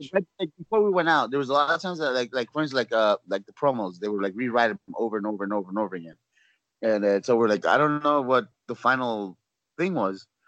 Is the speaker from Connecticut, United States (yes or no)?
no; Los Angeles, California, United States; also born or lived in Orlando, Florida; now in San Antonio, United States; I'm born and raised in California